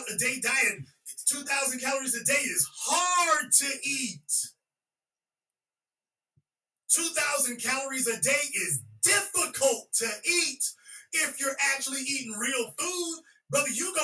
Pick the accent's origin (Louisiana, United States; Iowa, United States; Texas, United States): Louisiana, United States; I'm from Louisiana